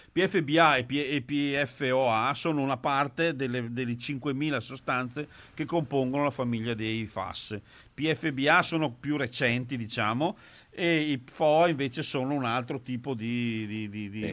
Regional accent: Trissino, Veneto, Italy; io sono di Trissino

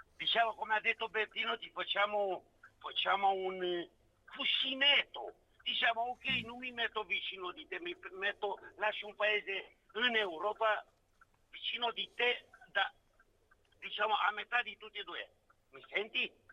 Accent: Romania; Italian is a second language; now in Italy; sono un rumeno

